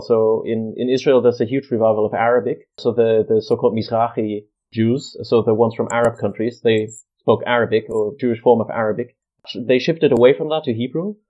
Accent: Munich, Bavaria, Germany; moved away as an adult; also born or lived in Kent, United Kingdom; now in Manchester, United Kingdom; I'm from Munich in Germany, in Bavaria. That's where I was born and grew up

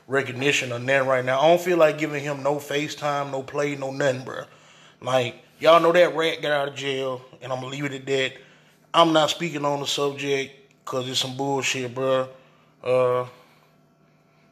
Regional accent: Phenix City, Alabama, United States; I'm from the South. I'm from a little bumfuck ass little, you know, area in Phoenix City

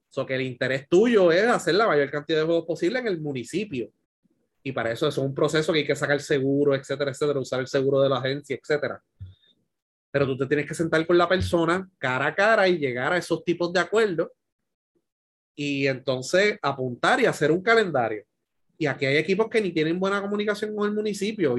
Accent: Puerto Rico

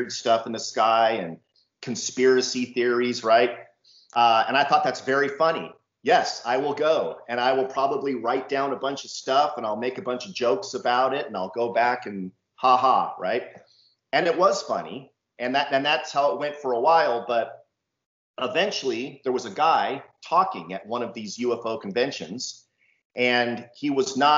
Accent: San Diego, California, United States; now in Temecula, United States; I'm from California. I've lived here my entire life. So that is specifically San Diego, California. That's where I grew up

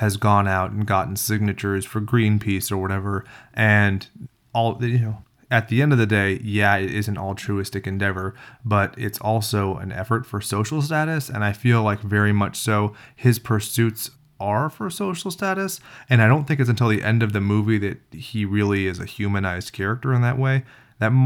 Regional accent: California, United States; we're from California

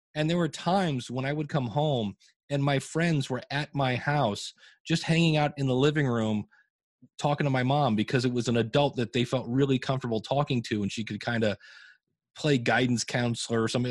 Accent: Akron, Ohio, United States; I grew up in Akron, Ohio

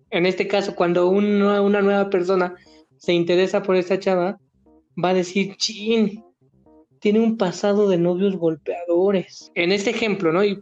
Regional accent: Mexico; Porque tengo derecho como mexicano a sacar un crédito

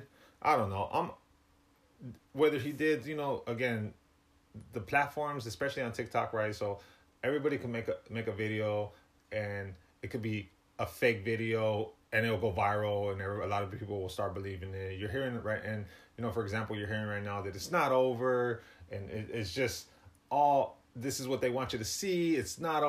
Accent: Riverside, California, United States; now in Bay Area, United States; Originally, I'm from Riverside, California

